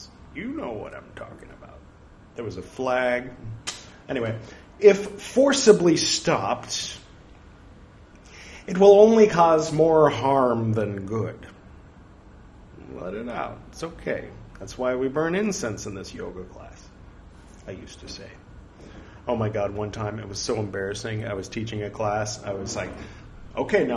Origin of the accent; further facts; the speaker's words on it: California, United States; moved away as an adult; now in India; I'm from California